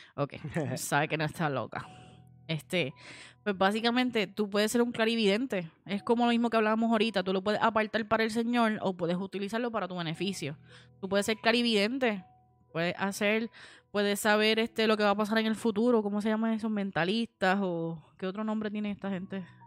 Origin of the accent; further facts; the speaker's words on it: United States; moved away; yo me crié en Estados Unidos